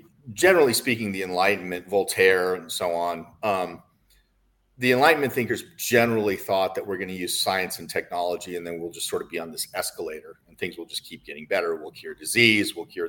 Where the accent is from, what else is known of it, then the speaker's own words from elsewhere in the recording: United States; I'm an American